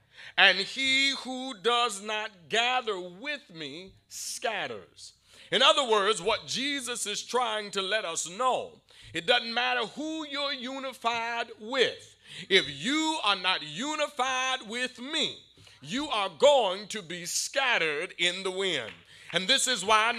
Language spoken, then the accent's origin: English; Savannah, Georgia, United States; growing up in Savannah